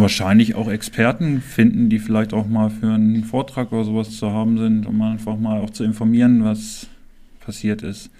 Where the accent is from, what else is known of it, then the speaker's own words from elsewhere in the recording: Clausthal-Zellerfeld, Lower Saxony, Germany; Ich bin hier im Krankenhaus geboren, ich bin hier aufgewachsen